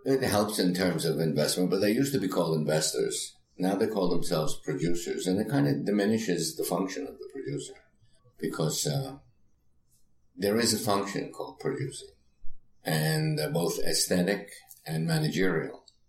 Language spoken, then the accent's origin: English; New York City, New York, United States; I grew up in the Bronx